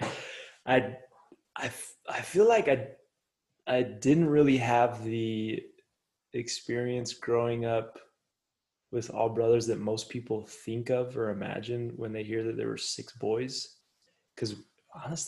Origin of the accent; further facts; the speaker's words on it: Toppenish, Washington, United States; I was born and raised in Toppenish, Washington